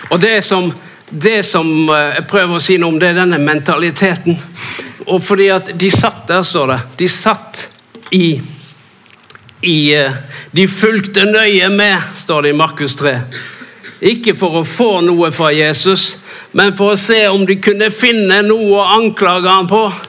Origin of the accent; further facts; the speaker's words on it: Norway